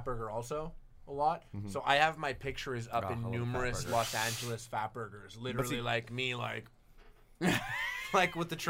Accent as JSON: {"language": "English", "country": "Canada", "said": "Mustard is super to me as a Canadian."}